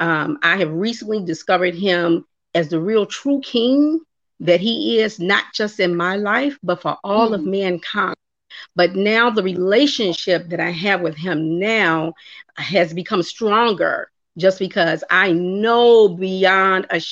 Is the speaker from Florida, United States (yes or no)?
no; Chicago, Illinois, United States; I hail from Chi-Town, Chicago